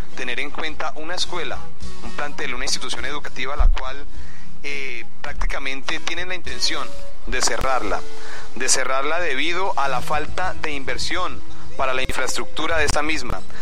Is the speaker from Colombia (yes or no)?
yes; Llanero, Llanos Orientales, Colombia; nuestras fortalezas como cultura, como pueblo llanero